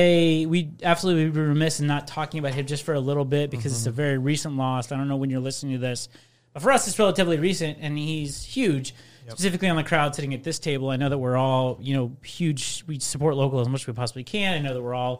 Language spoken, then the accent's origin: English; Indianapolis, Indiana, United States; I'm from Indy